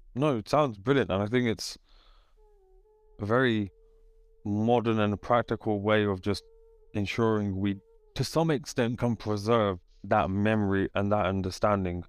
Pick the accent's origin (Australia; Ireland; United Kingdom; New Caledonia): United Kingdom; dad was born in Kenya and then came over in the seventies with, uh, my grandma, and then, uh, we're all born here